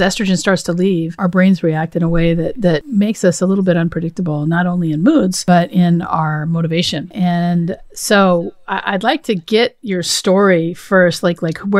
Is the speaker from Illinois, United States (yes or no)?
no; Washington, United States; I went to this small school in Seattle, actually, because I grew up in Washington State